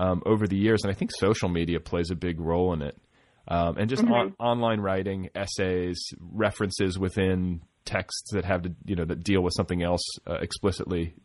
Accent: Milwaukee, Wisconsin, United States; also born or lived in Indiana; now in Los Angeles, United States; I grew up in partially in Milwaukee

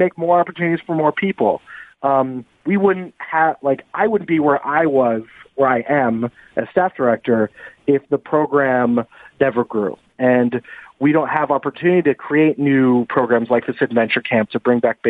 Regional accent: the Valley, Southern California, United States; I grew up in Southern California here in the Valley.

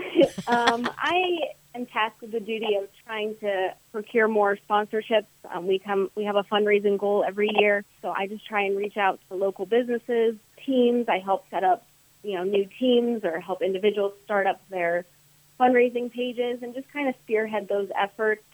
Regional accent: Wellington, Florida, United States; now in Jupiter, United States; I grew up in Wellington.

